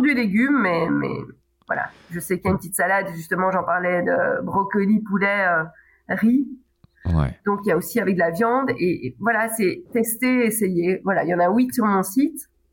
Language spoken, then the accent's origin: French; Belgium; en tant que belge